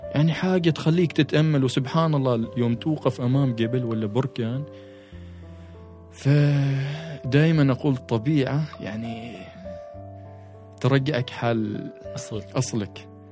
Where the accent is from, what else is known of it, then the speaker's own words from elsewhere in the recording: Oman; احنا ك كعمانيين نعيش على مستويات سطح البحر